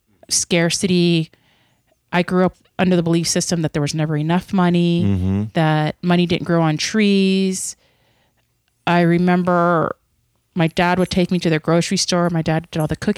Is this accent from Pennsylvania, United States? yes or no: yes; near Brownsville, Pennsylvania, United States; I was born in Pennsylvania in a very rural town near Brownsville, Pennsylvania.